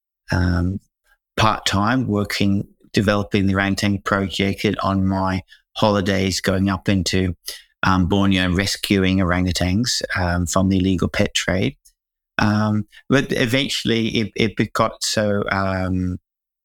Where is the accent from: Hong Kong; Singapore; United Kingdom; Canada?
Hong Kong; now in Perth, Australia; I come from Hong Kong, which is, you know, one of the largest metropolises that you can imagine.